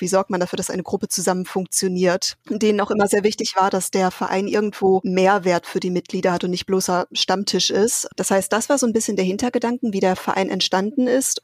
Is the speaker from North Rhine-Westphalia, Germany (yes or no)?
yes; Paderborn, North Rhine-Westphalia, Germany; now in Aachen, Germany; Ich bin in Paderborn aufgewachsen